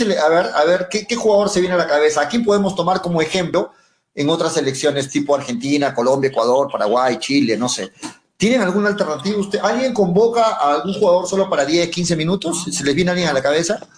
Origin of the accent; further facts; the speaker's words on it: Arequipa, Peru; Soy arequipeño, hincha de Melgar